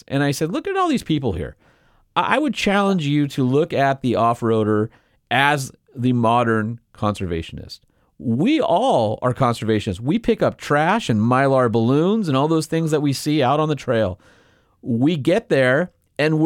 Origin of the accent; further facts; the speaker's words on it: Southern California, United States; when I was a kid growing up in Southern California